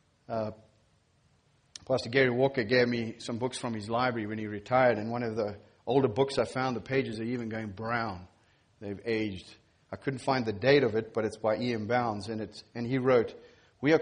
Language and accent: English; Zimbabwe; moved away; I'm from Zimbabwe